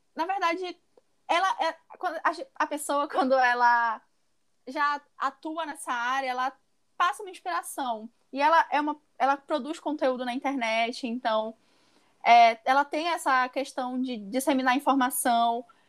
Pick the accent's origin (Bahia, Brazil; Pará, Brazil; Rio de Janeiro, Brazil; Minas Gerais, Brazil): Pará, Brazil; sou do Pará